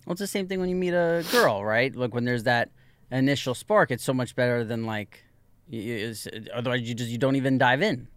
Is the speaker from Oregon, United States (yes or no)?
no; New York, United States; growing up in New York